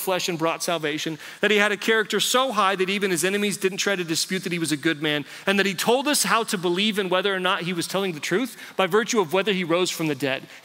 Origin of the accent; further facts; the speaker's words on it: United States; I grew up in America